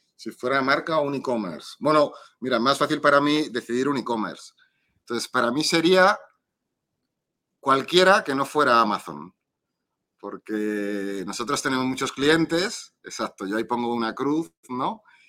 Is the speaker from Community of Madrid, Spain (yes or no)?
yes; Madrid, Community of Madrid, Spain; aquí soy, de Madrid